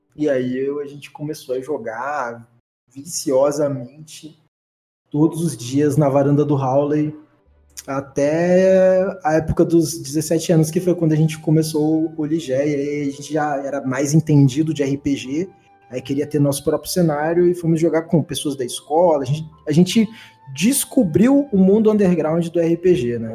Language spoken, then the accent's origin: Portuguese; Vitória, Espírito Santo, Brazil; eu cresci no Morro do Bairro da Penha, que é a, é a favela mais perigosa do Espírito Santo, né? Em Vitória.